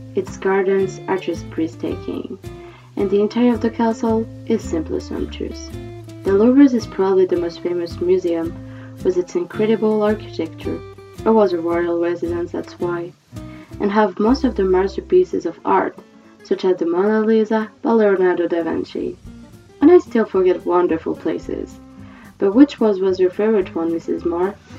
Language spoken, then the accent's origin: English; Île-de-France, France; I was born and raised in France, and I live there when I'm not traveling